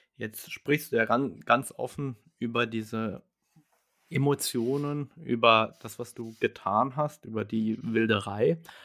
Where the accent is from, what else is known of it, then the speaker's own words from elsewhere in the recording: Germany; Bei uns in Deutschland